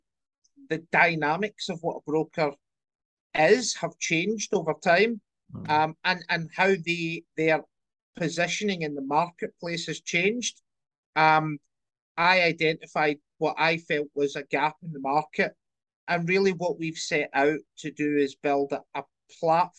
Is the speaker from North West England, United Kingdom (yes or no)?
no; Scotland, United Kingdom; also born or lived in London; I grew up in Scotland, done the student bit